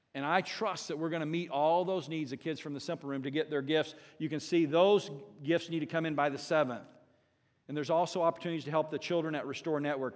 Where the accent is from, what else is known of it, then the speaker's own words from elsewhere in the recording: Southern Indiana, United States; growing up in Southern Indiana